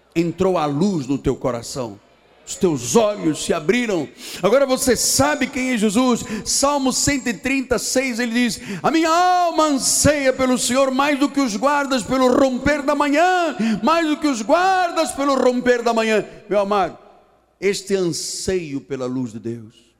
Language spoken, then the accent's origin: Portuguese; Portugal; Sou português